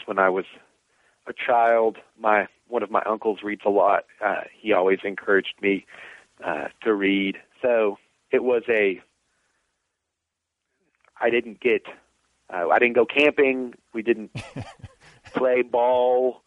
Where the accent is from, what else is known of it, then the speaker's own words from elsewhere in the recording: Danville, Kentucky, United States; moved away as an adult; now in Virginia, United States; growing up in Danville, Kentucky, in the middle of nowhere in Kentucky